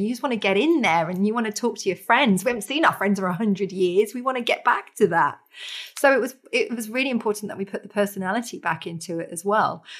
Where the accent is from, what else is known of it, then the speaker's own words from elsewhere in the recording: Norfolk, East of England, United Kingdom; I was born in Norfolk as well